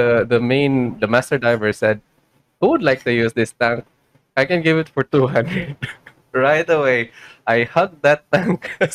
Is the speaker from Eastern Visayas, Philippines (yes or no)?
yes; Tacloban, Eastern Visayas, Philippines; I grew up in Tacloban